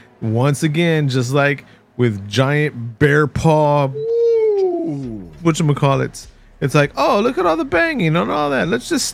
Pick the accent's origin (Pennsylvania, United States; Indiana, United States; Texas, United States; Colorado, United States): Texas, United States; But I was born and bred here in Texas, right?